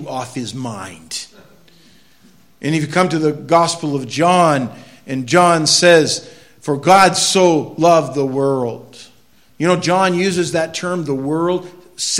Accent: United States; I'm an American

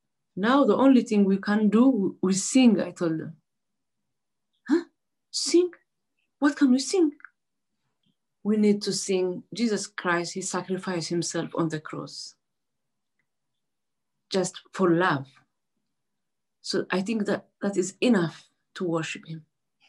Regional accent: Asmara, Maekel, Eritrea; I'm from Eritrea, Asmara.

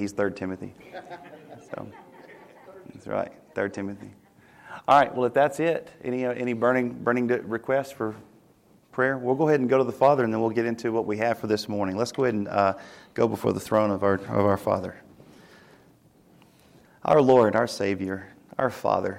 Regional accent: Tennessee, United States; moved away; we're from Tennessee

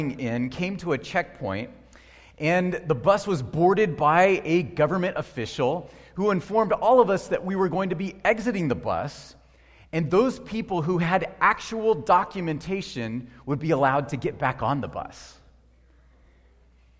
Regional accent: United States; as an American

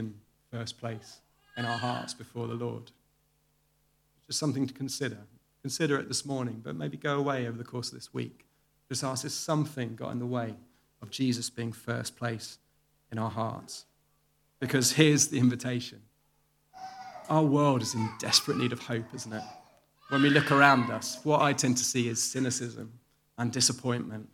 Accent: the Home Counties, South East England, United Kingdom; I grew up in the home counties in the 1980s

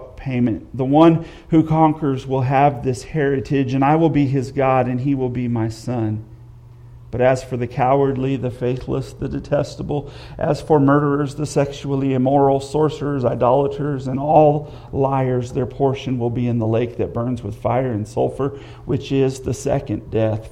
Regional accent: United States; I love being an American

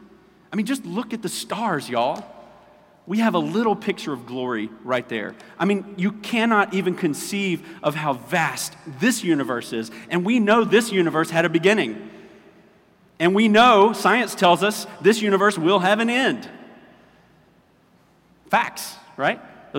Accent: Orangeburg, South Carolina, United States; We're from Orangeburg. We do fish fries

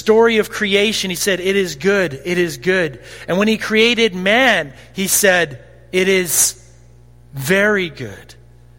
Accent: Caronport, Saskatchewan, Canada; I say I'm from Caronport

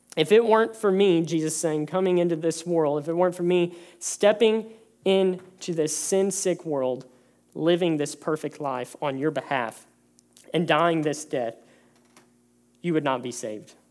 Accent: close to Houston, Texas, United States; moved away; growing up in Texas, growing up close to Houston

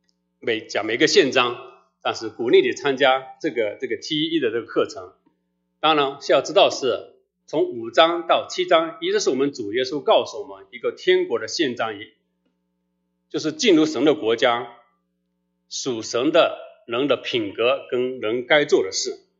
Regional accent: China; 所以，我们中国人好像这个“虚心”字好像还比较好理解

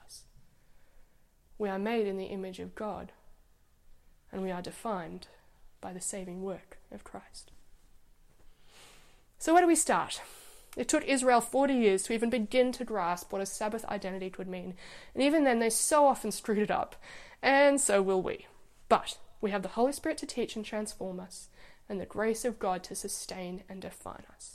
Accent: Egypt; moved away; When I grew up in Egypt, the weekend was Friday and Saturday

